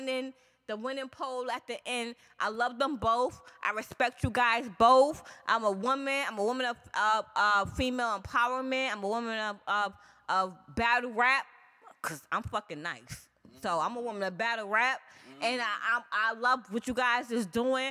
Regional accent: New York City, New York, United States; I'm from Far Rock, Queens. I'm from Southside, Jamaica, Queens, 131 Rockaway Boulevard

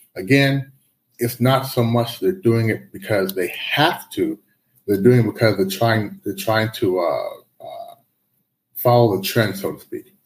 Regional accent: United States; moved away as an adult; also born or lived in Canada; now in Shanghai, China; I moved to the U.S. back in the early '80s. So I grew up in the U.S.

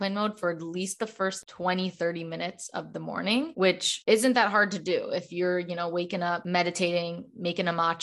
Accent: Chicago, Illinois, United States; moved away as an adult; now in Los Angeles, United States; I'm originally from Chicago, but I now live in Los Angeles for the past year

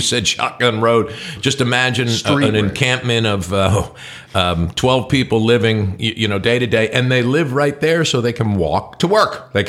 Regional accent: New Jersey, United States; now in Kentucky, United States; Northern Kentucky reminds me a lot of where I grew up in North Jersey, because town just runs into town.

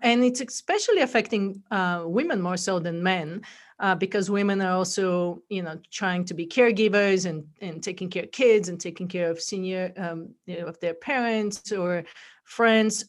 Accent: Bulgaria; accent: funky accent; English is a second language; moved away as an adult; now in United States; I'm originally from Bulgaria. That's where the accent is from

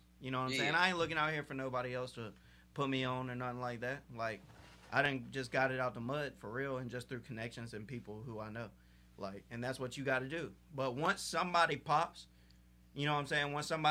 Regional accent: Portsmouth, Virginia, United States; Yeah, I'm from Portsmouth.

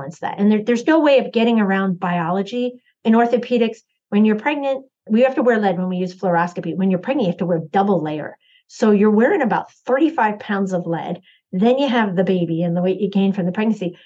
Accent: New York City area, United States; we grew up in the New York City area

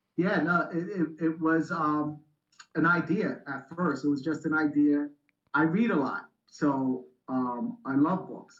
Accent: New York City, New York, United States; I grew up in the Bronx in New York

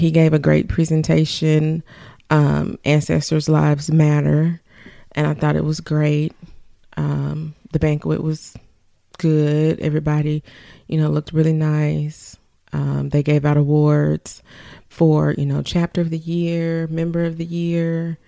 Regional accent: Arkansas, United States; I said I was from Arkansas

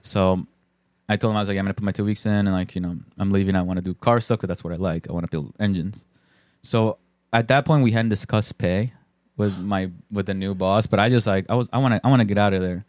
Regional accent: Bristol, Connecticut, United States; also born or lived in Colombia; in Bristol, too, where I lived, my hometown

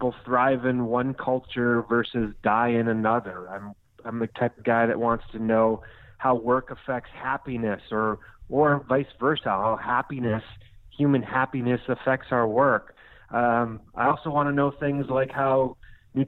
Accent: Minnesota, United States; now in Scottsdale, United States; I grew up in Minnesota. I now live in Scottsdale, Arizona

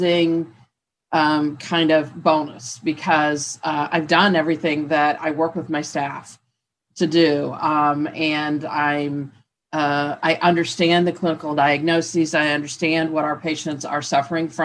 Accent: Indiana, United States; moved away as an adult; I am originally from Indiana

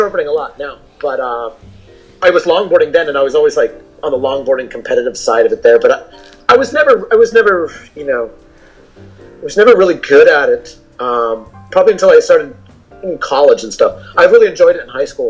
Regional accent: Oceanside, California, United States; I'm from Oceanside, California. And I live in Oceanside, California

